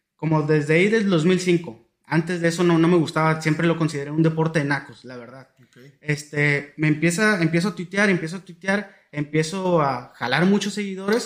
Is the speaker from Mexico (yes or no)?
yes; Tijuana, Baja California, Mexico; yo soy de Tijuana